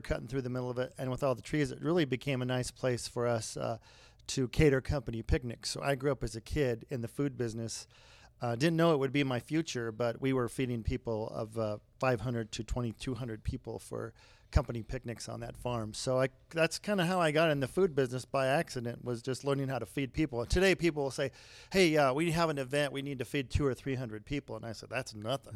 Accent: Brighton, Colorado, United States; I grew up on a farm outside of Brighton, uh, just a mile west of Brighton on the Platte River

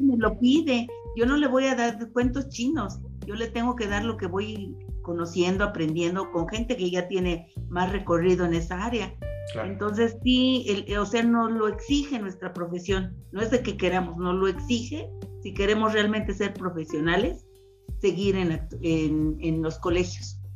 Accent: Mexico; como mexicanos

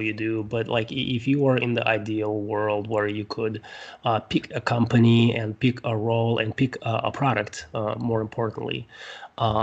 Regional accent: Siberia, Russia; now in United States; because I'm from Russia, from Siberia

